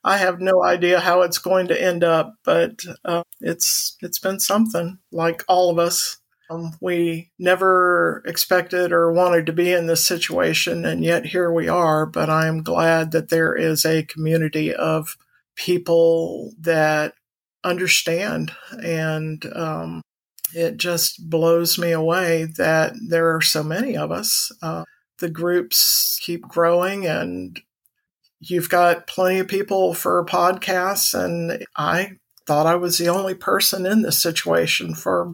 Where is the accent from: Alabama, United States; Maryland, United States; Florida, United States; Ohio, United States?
Florida, United States; Orlando; I was born in Orlando, Florida in 1956